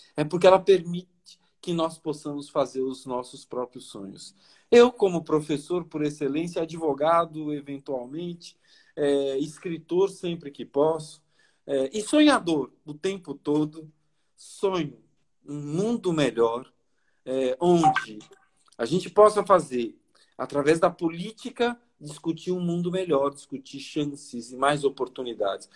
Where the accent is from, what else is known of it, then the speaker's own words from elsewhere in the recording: Bahia, Brazil; also born or lived in São Paulo; eu sou baiano por natureza, mas paulista por nascença. E quando mudei para Salvador